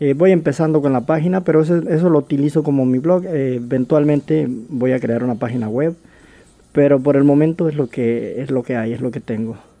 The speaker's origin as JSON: {"language": "Spanish", "country": "Mexico", "tie": "born or raised there", "also_born_or_lived": "Los Angeles, California, United States", "moved": "as an adult", "lives_now": "Seattle, United States", "said": "yo nací en Los Ángeles, California eh, crecí en México, viví allá por 20 años"}